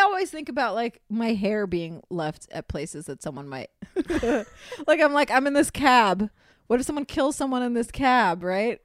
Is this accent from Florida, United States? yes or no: yes; Miami, Florida, United States; I'm from Miami where there's tons of feral cats